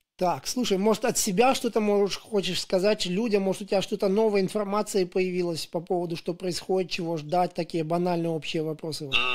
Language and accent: Russian; Daugavpils, Latgale, Latvia; я вот сам из Даугупилса